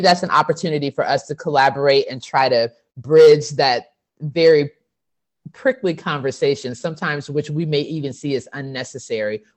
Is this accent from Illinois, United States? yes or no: no; Texas, United States; I'm from Texas and my whole family's been from Texas since forever